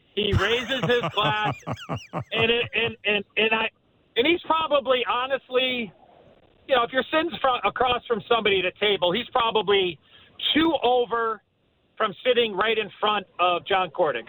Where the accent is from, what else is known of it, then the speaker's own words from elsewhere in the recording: Chicago, Illinois, United States; my hometown sweater, obviously in Chicago